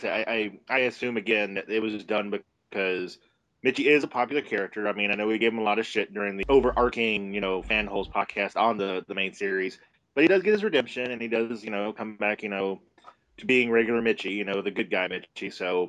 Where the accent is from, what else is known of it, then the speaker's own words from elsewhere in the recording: New York, United States; I'm from New York.